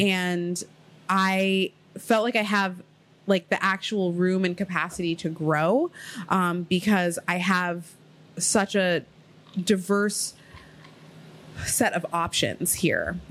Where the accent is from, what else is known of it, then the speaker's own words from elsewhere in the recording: Ohio, United States; also born or lived in Queens, New York; now in New York City, United States; I moved to Ohio because I was living with my grandmother